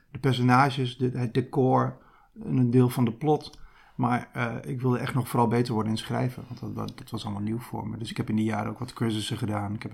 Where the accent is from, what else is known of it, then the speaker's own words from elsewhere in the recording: Gelderland, Netherlands; Ja, ik kom zelf uit de Achterhoek.